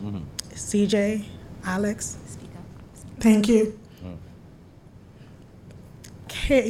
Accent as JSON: {"language": "English", "country": "Turks & Caicos Islands", "tie": "born or raised there", "also_born_or_lived": "Haiti / Florida", "said": "I was born in Haiti, but I grew up in Turks and Caicos in Florida."}